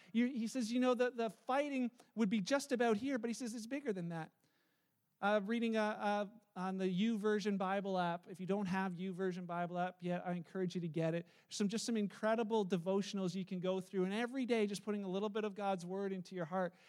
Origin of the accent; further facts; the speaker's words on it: Canada; as a Canadian, I'm probably only going to be a Canadian for about 89 years